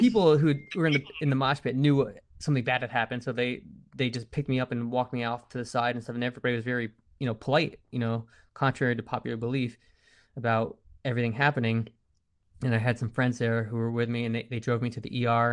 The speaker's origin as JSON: {"language": "English", "region": "East Coast", "country": "United States", "said": "I'm from the East Coast"}